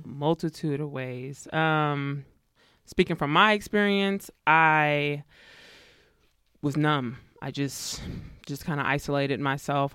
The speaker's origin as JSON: {"language": "English", "town": "Pittsburg", "region": "California", "country": "United States", "tie": "born or raised there", "also_born_or_lived": "Arkansas", "said": "I was born in Arkansas, so that's where my folks are from, but was raised in the East Bay Area, Pittsburgh, California."}